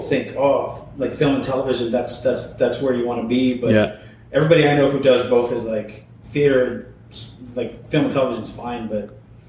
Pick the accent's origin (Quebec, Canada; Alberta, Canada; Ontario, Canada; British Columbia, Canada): Ontario, Canada; Belleville; I grew up in Belleville.